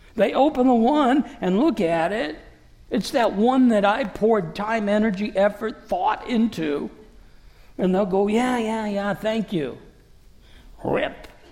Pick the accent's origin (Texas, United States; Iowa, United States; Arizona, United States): Iowa, United States; Davenport; moved away